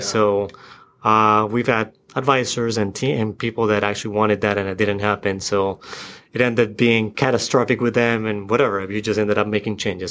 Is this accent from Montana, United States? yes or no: no; Florida, United States; moved away as an adult; now in Seattle, United States; I'm from the East Coast. I, from Florida.